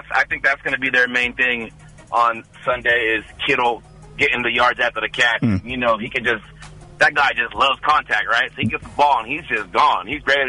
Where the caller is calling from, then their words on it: Livermore, California, United States; …, Livermore.